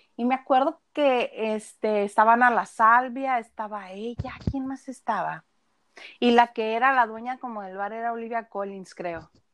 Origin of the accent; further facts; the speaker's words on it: northern Mexico, Mexico; soy norteña